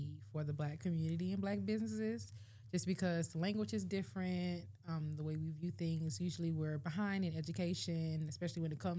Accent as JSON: {"language": "English", "town": "Augusta", "region": "Georgia", "country": "United States", "tie": "born or raised there", "said": "Augusta native. I keep leaving and then finding my way back to Augusta because I love this place."}